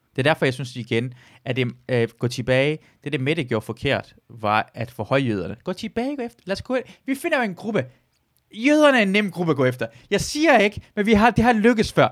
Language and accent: Danish; Iran; now in Denmark; jeg er fra Iran af